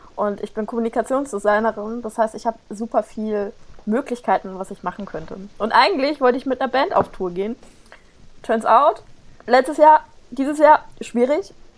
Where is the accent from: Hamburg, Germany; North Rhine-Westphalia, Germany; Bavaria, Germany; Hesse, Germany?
Hesse, Germany; near Giessen; now in Mainz, Germany; ich bin in der Nähe von Gießen geboren